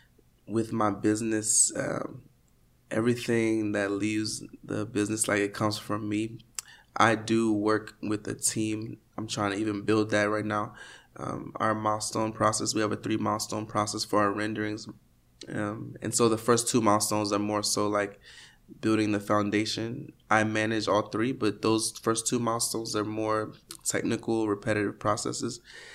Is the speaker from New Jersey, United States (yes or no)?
no; Ohio, United States; also born or lived in Staten Island, New York; now in Miami, United States; So I was actually born in Staten Island, New York. I moved from there when I was 4 to Ohio. My dad got a couple of engineering jobs, and so we moved a lot. And I was mostly raised in Ohio.